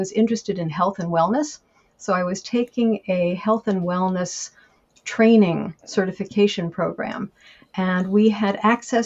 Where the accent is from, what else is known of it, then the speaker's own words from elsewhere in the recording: Washington, District of Columbia, United States; also born or lived in France; I was born in Washington, D.C., and I grew up in the D.C. suburbs and had a lovely childhood